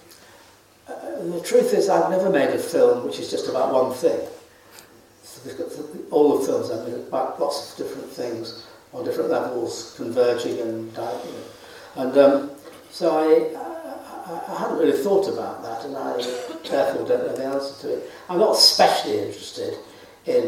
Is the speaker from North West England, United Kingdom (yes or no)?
yes; Manchester area, North West England, United Kingdom; when I was growing up in the Manchester area